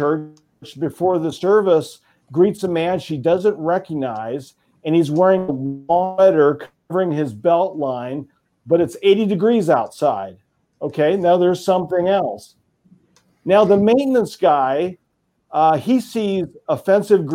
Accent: Oregon, United States; my home state of Oregon

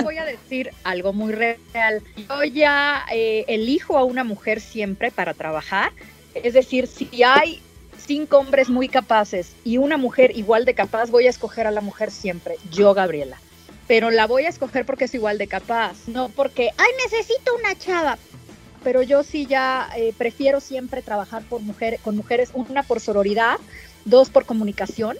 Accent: Mexico; como mexicano

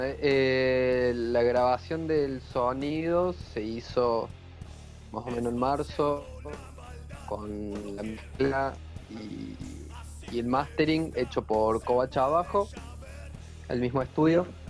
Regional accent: Córdoba, Argentina; now in Ushuaia, Argentina; Yo soy de Córdoba

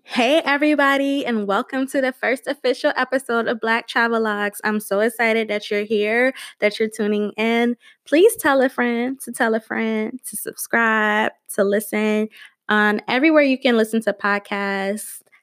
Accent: Georgia, United States; also born or lived in Delaware; now in Maryland, United States; I am originally from Georgia, then I moved to Delaware

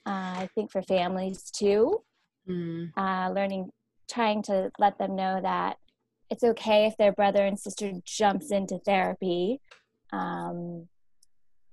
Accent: West Burke, Vermont, United States; I'm from West Burke.

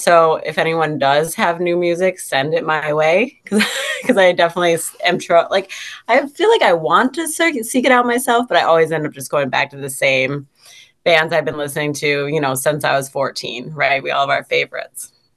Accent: Syracuse, New York, United States; also born or lived in Fulton, New York; I'm from Syracuse, New York

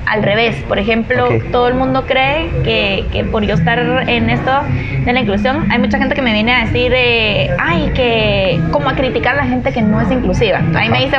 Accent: Guatemala City, Guatemala Department, Guatemala; crecí aquí en Guatemala, en la ciudad de Guatemala.

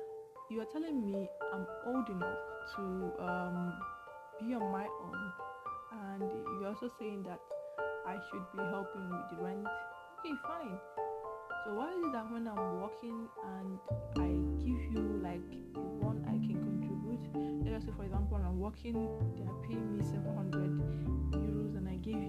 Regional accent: Nigeria; I came from Nigeria, so you took me here

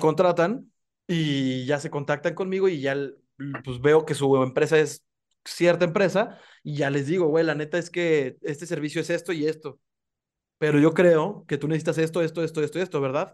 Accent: Mexico; somos emprendedores los mexicanos

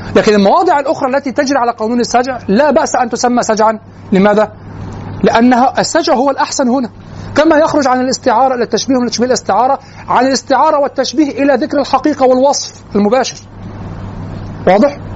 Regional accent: Egypt; نحن كمصريين

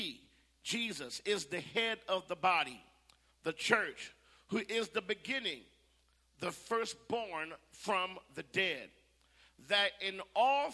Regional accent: Phoenix, Arizona, United States; also born or lived in California; now in the South, United States; I'm from Phoenix, Arizona, as well.

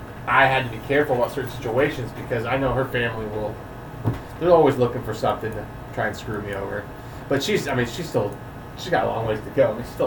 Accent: Napa, California, United States; I was born in Napa, I grew up in Napa

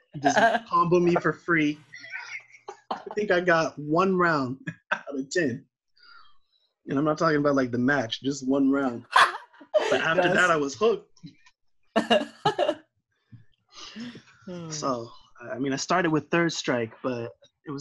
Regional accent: Tracy, California, United States; I grew up in Tracy.

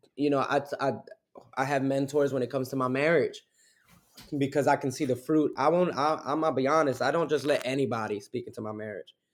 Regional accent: Newark, New Jersey, United States; also born or lived in Belleville, New Jersey; born and raised back and forth between Newark, New Jersey, and Belleville, New

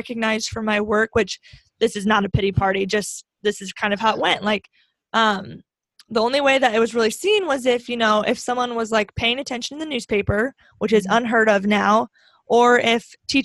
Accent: Grand Island, Nebraska, United States; my hometown of Grand Island

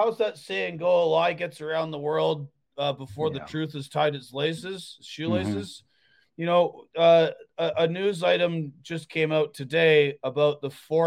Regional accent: Canada; I was born in Canada. I grew up in Canada.

